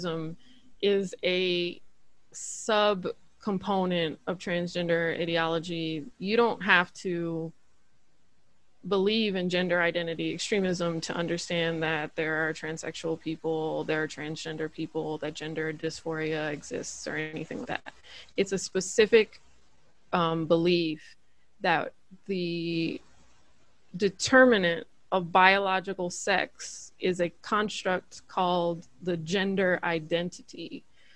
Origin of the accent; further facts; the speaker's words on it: United States; As an American citizen